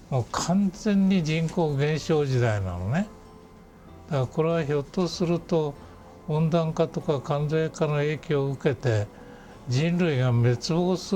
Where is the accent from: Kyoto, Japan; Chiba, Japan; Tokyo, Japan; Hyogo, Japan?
Tokyo, Japan; 私なんかも東京で生まれて東京で育って東京で死んでいくなんていう田舎者みたいなもの